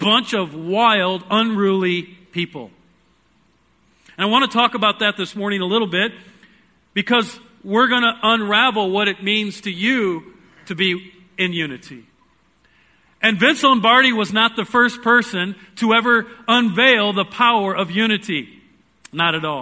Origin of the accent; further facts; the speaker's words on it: Iowa, United States; I am from Iowa.